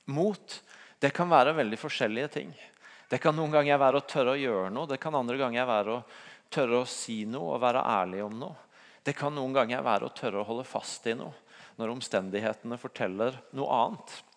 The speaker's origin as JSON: {"language": "Norwegian", "town": "Tvedestrand", "region": "Agder", "country": "Norway", "tie": "born or raised there", "said": "hjemme i Tvedestrand, der jeg kommer fra."}